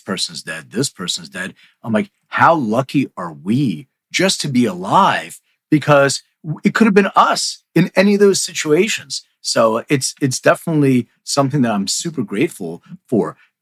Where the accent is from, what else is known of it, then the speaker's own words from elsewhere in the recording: Philadelphia, Pennsylvania, United States; now in Los Angeles, United States; I'm from Philly. I live in LA, but I, I was raised in Philly